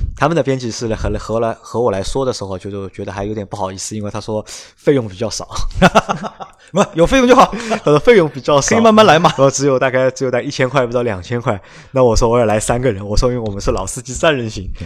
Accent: Shanghai, China; first language Shanghainese; Chinese is a second language; 上海话作为我们的母语，对吧？就是我们希望，因为我们作为上海人

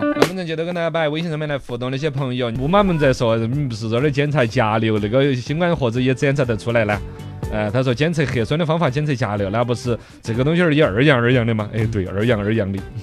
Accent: Sichuan, China; 我们四川人

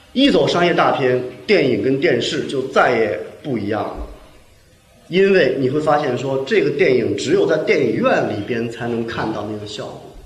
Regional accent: China; 我们很多在社会主义国家长大的青年

